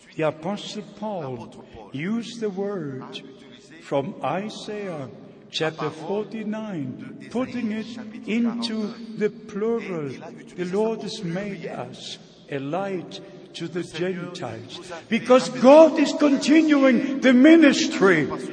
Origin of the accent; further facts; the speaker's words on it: Germany; first language German; English is a second language; in my mother tongue, in the German language.